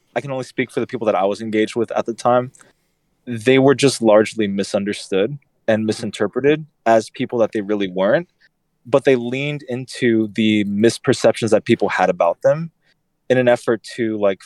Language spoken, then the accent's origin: English; Houston, Texas, United States; my hometown